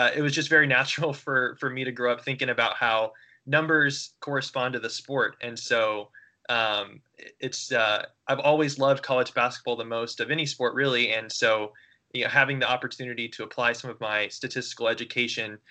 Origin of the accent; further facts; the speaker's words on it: Indianapolis, Indiana, United States; I grew up in Indianapolis, Indiana